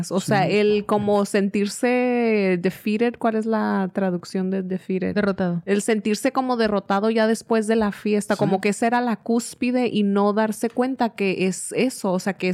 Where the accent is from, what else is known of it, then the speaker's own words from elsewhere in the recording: Mexico; porque le han enseñado a uno a ver la vida de cierta forma, o sea, como mexicano, y a veces siente uno que si no es así, le estás faltando el respeto a tu patria o no eres tan mexicano como fulanito